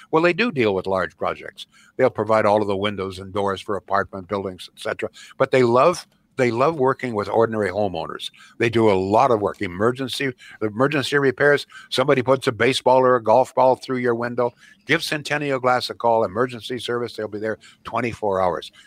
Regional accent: Canada

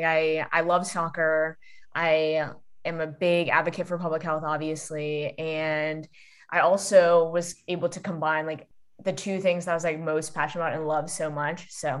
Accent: Massachusetts, United States; moved away as an adult; now in Washington, D.C., United States; I'm originally from Massachusetts, and I grew up just my mom and I. She's a single parent.

